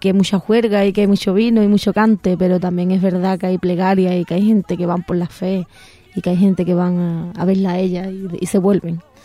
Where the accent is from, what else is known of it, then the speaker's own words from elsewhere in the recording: Huelva, Andalusia, Spain; le canto a Huerva, que es mi tierra